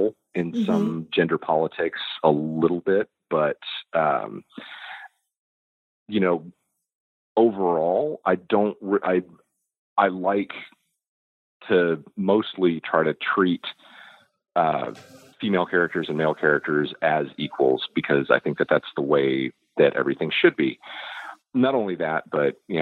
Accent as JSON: {"language": "English", "country": "United States", "said": "I'm an American"}